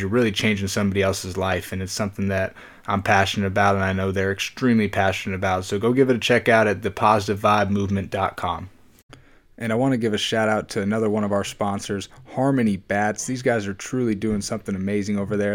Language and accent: English; Arizona, United States; I'm from Arizona